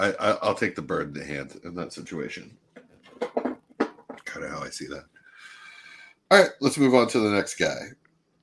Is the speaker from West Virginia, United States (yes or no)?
no; Philadelphia, Pennsylvania, United States; I'm from Philly